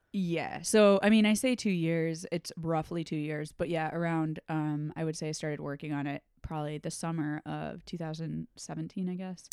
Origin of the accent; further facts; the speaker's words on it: Storrs, Connecticut, United States; moved away as an adult; also born or lived in New York / Chicago; I grew up in Connecticut